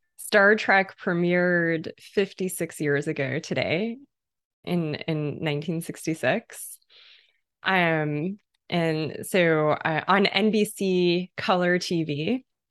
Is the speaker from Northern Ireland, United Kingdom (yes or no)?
no; London, United Kingdom; I spent part of my childhood in, in Irish and Caribbean neighborhood in London, in, in Kilburn, in London